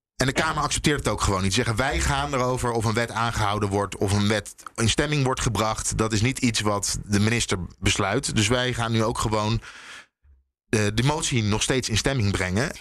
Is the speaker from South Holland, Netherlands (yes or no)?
yes; Leiden, South Holland, Netherlands; Ik kom dus uit Leiden